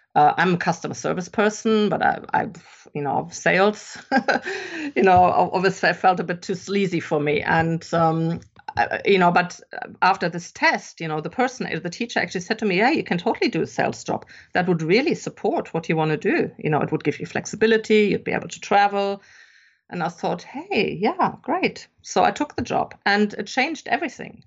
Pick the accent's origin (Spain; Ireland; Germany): Germany; English is a second language; moved away as an adult; also born or lived in England; I'm actually German. I grew up in Germany and I've spent most of my adult life living abroad, though